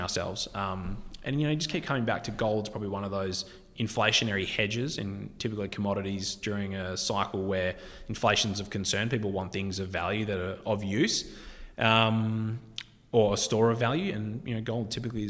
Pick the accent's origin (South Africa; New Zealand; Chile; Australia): South Africa; moved away; I was born in South Africa, and, you know, I know people there